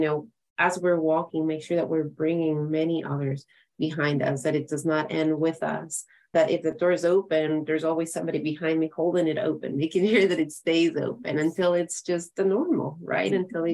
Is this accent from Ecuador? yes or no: yes; Ecuador; now in United States; I'm from Ecuador, from South America